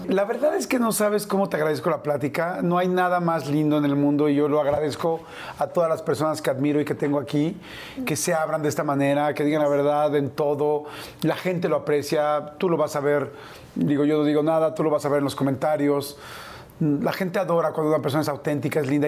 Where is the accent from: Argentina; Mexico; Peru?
Mexico; small town near Papantla, Veracruz; born or raised there